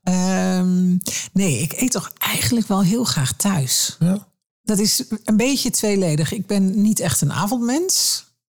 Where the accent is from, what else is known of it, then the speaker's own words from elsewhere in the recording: Twente, Overijssel, Netherlands; ik ben in Twente opgegroeid